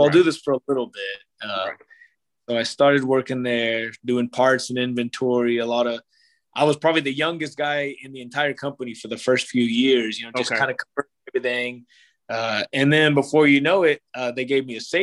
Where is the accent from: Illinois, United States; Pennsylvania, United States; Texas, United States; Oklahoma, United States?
Oklahoma, United States; Ringwood; moved away as an adult; also born or lived in Edmond, Oklahoma; I grew up in Ringwood.